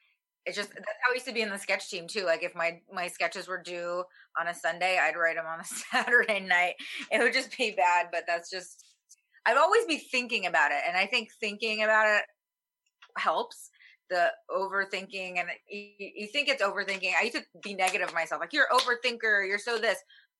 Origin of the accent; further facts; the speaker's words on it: the South, United States; a lot of my stuff is about my, where I was raised in the South with like a Korean mom